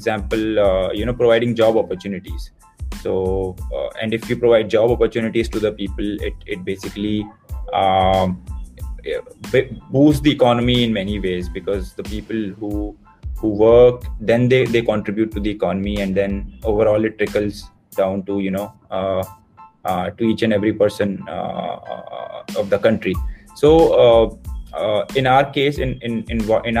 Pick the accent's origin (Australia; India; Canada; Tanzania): India; Uttarakhand; moved away; I grew up in Uttarakhand